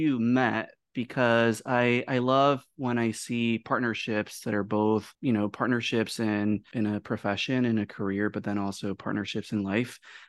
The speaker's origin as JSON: {"language": "English", "town": "Chicago", "region": "Illinois", "country": "United States", "said": "Yeah, I'm from Chicago. I'm also from the south side."}